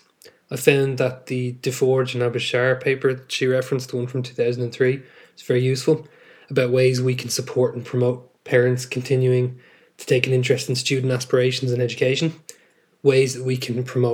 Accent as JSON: {"language": "English", "town": "Dublin", "region": "Leinster", "country": "Ireland", "also_born_or_lived": "West London", "said": "I'm an English and History secondary school teacher from North Dublin and the Republic of Ireland."}